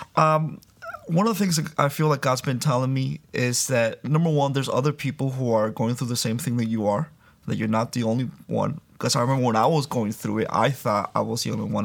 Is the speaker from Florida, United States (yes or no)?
yes; Miami, Florida, United States; also born or lived in Santo Domingo, Dominican Republic; I was born in Santo Domingo, Dominican Republic, uh, but raised in Miami